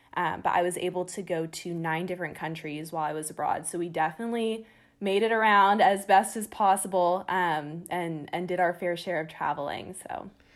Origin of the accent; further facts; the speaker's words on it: San Diego, California, United States; I'm originally from San Diego, California